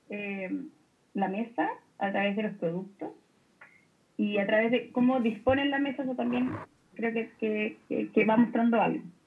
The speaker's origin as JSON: {"language": "Spanish", "town": "Talca", "region": "Maule", "country": "Chile", "tie": "born or raised there", "moved": "yes", "said": "Yo vengo de Talca, papá viene viene del campo"}